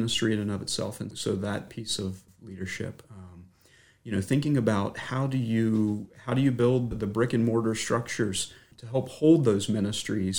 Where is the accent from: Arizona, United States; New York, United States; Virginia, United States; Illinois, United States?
Virginia, United States; Mint Spring; I'm a native of the Shenandoah Valley. I grew up in Mint Spring, which is just south of Stanton